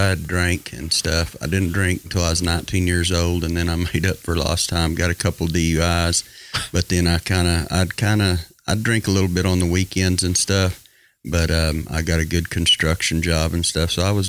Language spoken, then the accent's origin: English; Sayre, United States